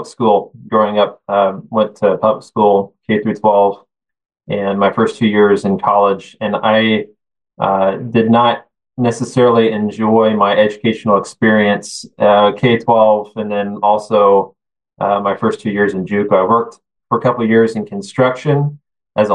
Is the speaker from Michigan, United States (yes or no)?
no; Kansas, United States; I'm the superintendent of my hometown school, Christian school. So it's fun to be back home, close to family